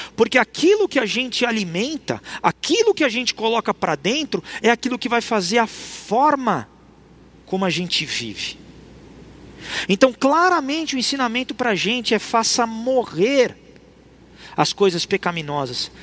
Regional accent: Brazil; nós somos cristãos, mas nós somos brasileiros

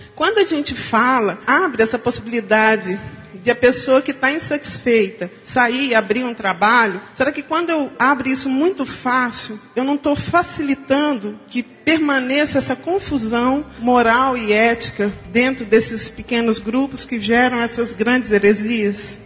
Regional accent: Uberlândia, Minas Gerais, Brazil; sou de Uberlândia, Minas Gerais, da Igreja Batista do Livre Arbítrio

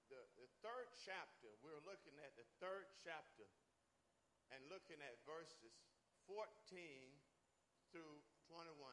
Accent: United States; moved away; I'm American.

